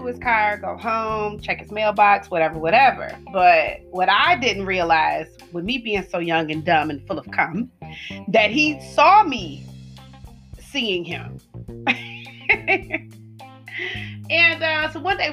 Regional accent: the South, United States; I am from the South

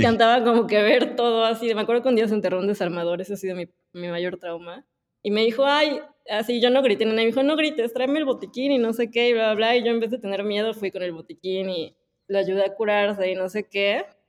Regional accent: Puebla, Mexico; nací en Puebla.

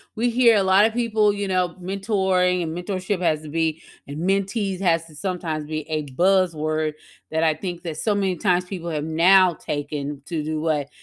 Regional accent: Louisiana, United States; at a local cafe here in my hometown in Louisiana

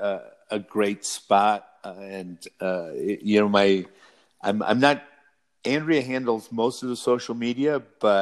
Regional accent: Michigan, United States; I'm from Michigan.

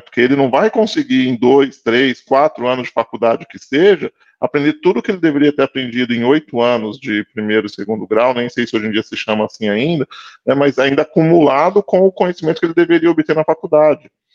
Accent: São Paulo, Brazil; eu sou de São Paulo

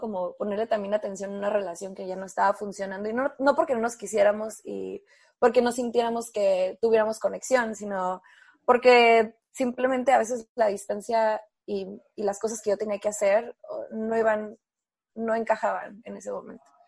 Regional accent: Mexico; also born or lived in Tijuana / San Diego; estaba como muy criada, ¿no? La mexicana

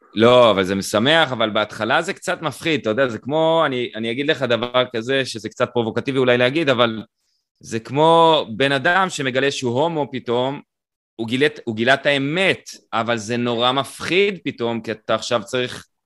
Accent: Israel; אני קיבוצניק, אה, שאתה יודע, גדל בצורה חילונית ביותר

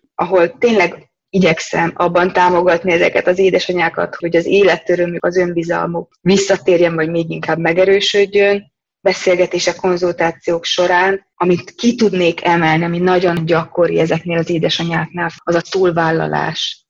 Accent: Hungary; moved away as an adult; now in Germany; én kelet-európai vagyok, én magyar vagyok

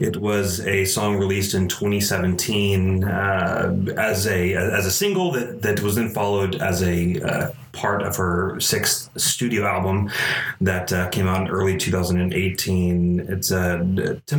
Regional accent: Allen, Texas, United States; moved away as an adult; also born or lived in Corsicana, Texas; now in Waco, United States; moved to North Dallas, Allen, Texas

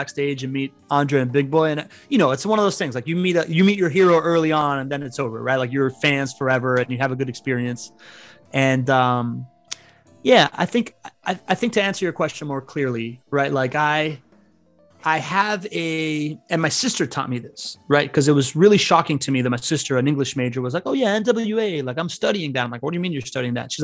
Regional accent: Miami, Florida, United States; English is a second language; also born or lived in Spain / Venezuela; I grew up in Miami

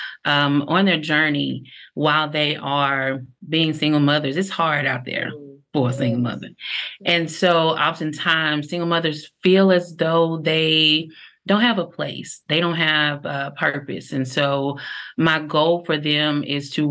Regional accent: Terrell, Texas, United States; from Terrell, Texas

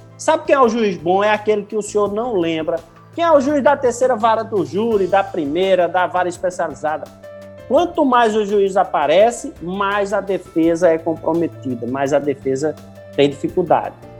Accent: Recife, Pernambuco, Brazil; eu sou recifense

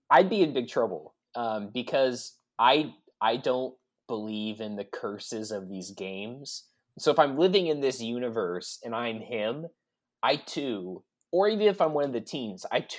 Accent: San Francisco, California, United States; I'm I'm from San Francisco, Kyle.

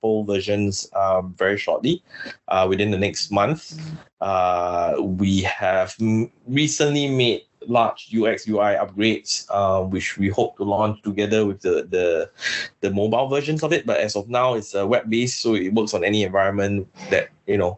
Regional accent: Singapore; also born or lived in Philippines; I'm from Singapore.

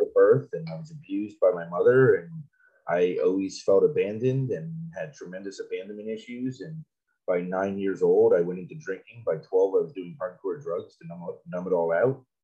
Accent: South Florida, United States; I grew up in South Florida

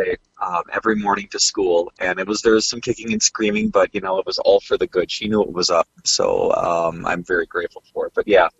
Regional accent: outside of Milwaukee, Wisconsin, United States; moved away as an adult; also born or lived in Minnesota; I grew up outside of Milwaukee, about 20 minutes north of the big city, as we called it.

